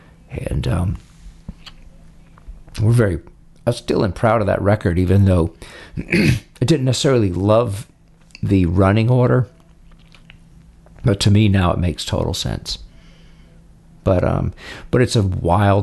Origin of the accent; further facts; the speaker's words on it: Tennessee, United States; moved away; also born or lived in Atlanta / New Orleans; growing up in Tennessee